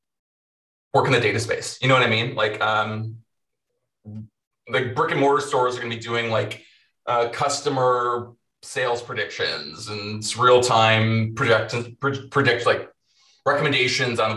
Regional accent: Minnesota, United States; moved away as an adult; also born or lived in Hawaii; I'm from Minnesota. It's cold. I lived in Hawaii for a couple of years and now I'm back in Minnesota

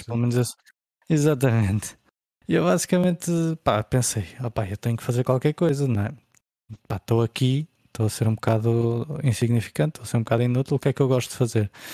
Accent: Porto, Norte, Portugal; desde pequenino fui criado no Porto

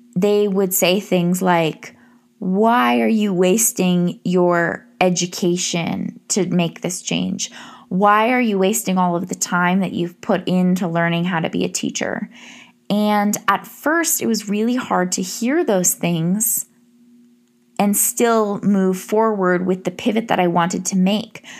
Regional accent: Massachusetts, United States; I decided to go to a state school in my home state of Massachusetts

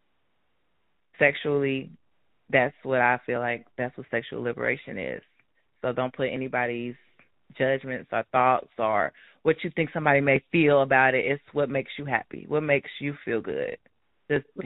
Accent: Cincinnati, Ohio, United States; moved away as an adult; now in Houston, United States; I am from Cincinnati

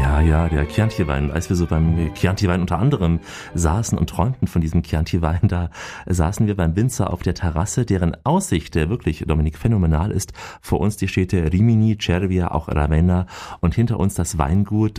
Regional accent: Austria; bei uns in Österreich

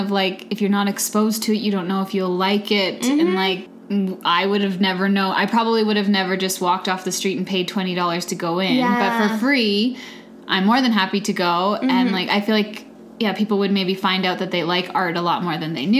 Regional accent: Calgary, Alberta, Canada; I've never been, and I grew up in Calgary.

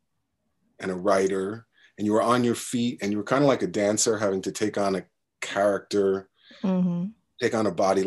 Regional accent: New York, United States; growing up in New York

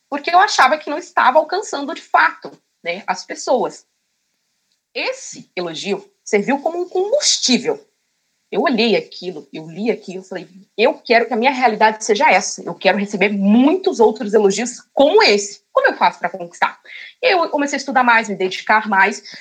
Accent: Cotia, São Paulo, Brazil; Sim, sou de Cotia.

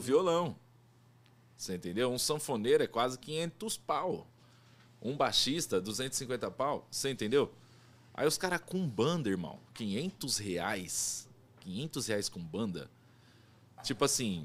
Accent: Brazil; eu falo brasileiro porque eu sou brasileiro, não conheço outro lugar.

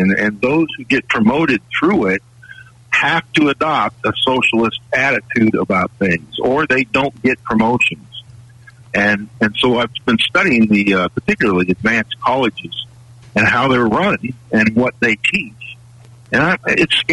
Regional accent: California, United States; I grew up in California and went to college in Southern California

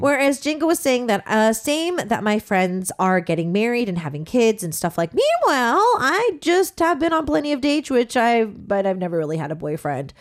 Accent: Southern California, United States; I come from Southern California

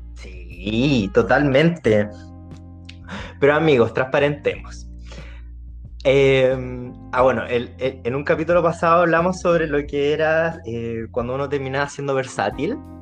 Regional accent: Chile; Si somos chilenos

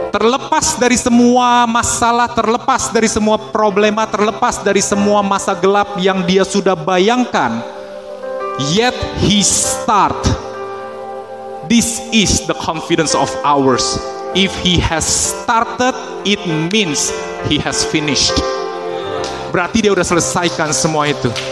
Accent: Indonesia; born there; Tapi dia memilih memilih saya untuk lahir di Indonesia such timing, such economic situation, such political situation, such friends and families.

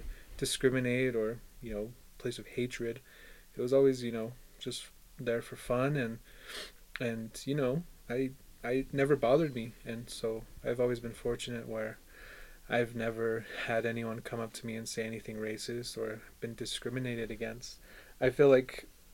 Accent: Four Corners, United States; we have the largest reservation, bigger than a lot of states

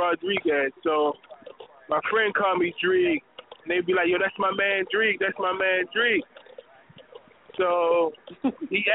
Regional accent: Pasadena, Maryland, United States; I grew up in Freetown Village, Pasadena

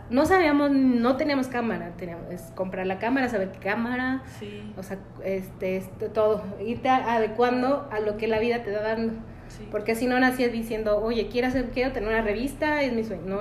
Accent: Valle de Santiago, Guanajuato, Mexico; also born or lived in Irapuato / Paris; aquí nací en Valle, bueno, excepto nací en Iapuato. ah, okay. pero toda mi vida aquí en Valle.

